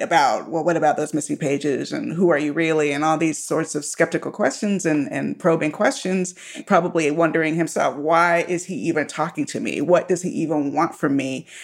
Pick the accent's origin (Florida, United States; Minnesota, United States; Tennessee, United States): Florida, United States; Miami; now in Southern California, United States; I was born in Miami